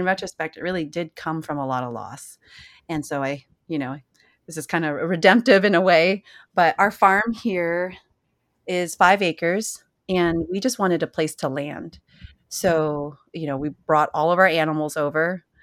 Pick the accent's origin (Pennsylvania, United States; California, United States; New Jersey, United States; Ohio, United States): California, United States; San Jose; moved away; I was born and raised in Silicon Valley, right in, you know, the Bay Area, San Jose.